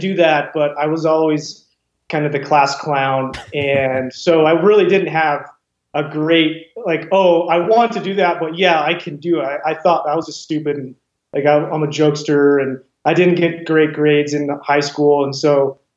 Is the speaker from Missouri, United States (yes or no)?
no; Wyoming, United States; I was from Wyoming